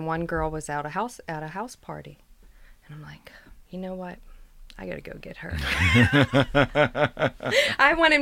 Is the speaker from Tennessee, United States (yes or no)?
no; Pittsburgh, Pennsylvania, United States; a lot of my friends growing up in the North Side